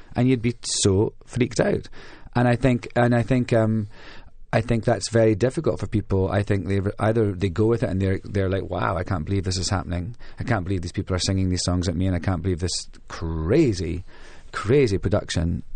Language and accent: English; Scotland, United Kingdom; moved away; also born or lived in London; being Scottish in London